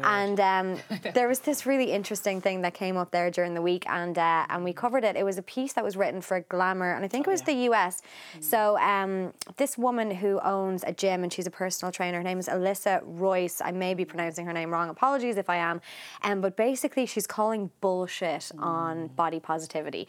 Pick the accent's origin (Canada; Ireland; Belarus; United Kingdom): Ireland; growing up in Ireland